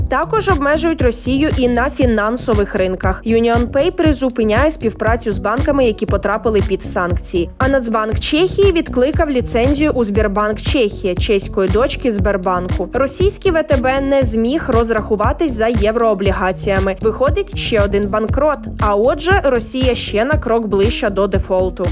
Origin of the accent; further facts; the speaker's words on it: Ukraine; Ми з України